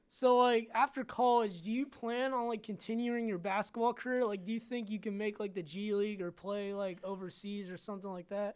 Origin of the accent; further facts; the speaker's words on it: Canton, Ohio, United States; I'm from Canton